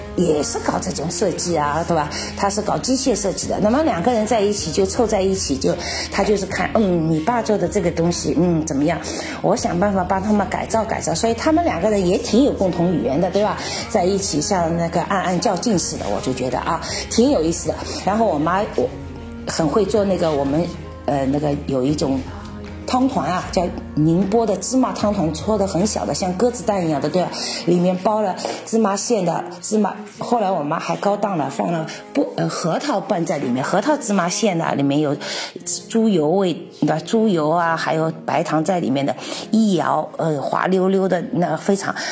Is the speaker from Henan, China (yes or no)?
no; Shanghai, China; also born or lived in Czech Republic; 我们上海人以前不叫煎饼果子， 叫包脚布